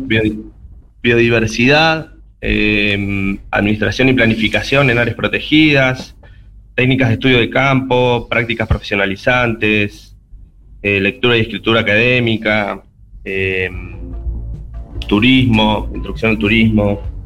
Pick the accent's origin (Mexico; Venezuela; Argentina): Argentina; Sarmiento, Chubut; moved away as an adult; now in Córdoba, Argentina; soy de Sarmiento, de Sarmiento